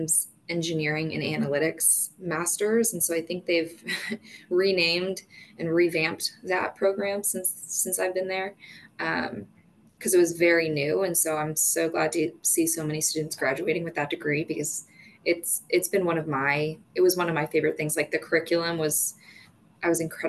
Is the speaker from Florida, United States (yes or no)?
no; New Jersey, United States; moved away as an adult; now in Kansas City, United States; I'm from New Jersey